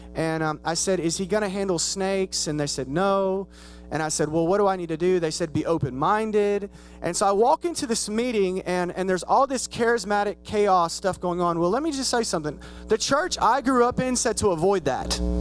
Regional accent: Spiegelville, United States; moved away as an adult; now in Dallas, United States; I'm from Spiegelville

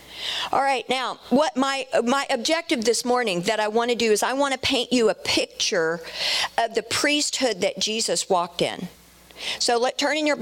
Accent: Dallas, Texas, United States; I'm from Dallas, so I say Melchizedek

